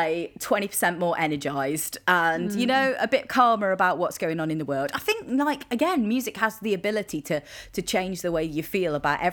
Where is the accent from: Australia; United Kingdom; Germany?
United Kingdom; Midlands; I grew up in the Midlands